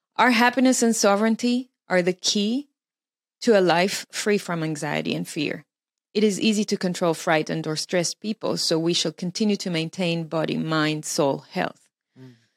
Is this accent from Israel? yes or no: yes; Israel; moved away as an adult; also born or lived in Melbourne, Australia; I was born in Israel. I lived in Israel until I was 21 when I moved to Australia for six years